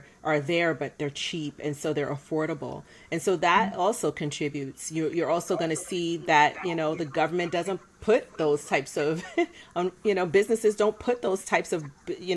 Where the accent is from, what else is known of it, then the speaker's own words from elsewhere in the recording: New York City, New York, United States; I'm born and raised in Brooklyn, New York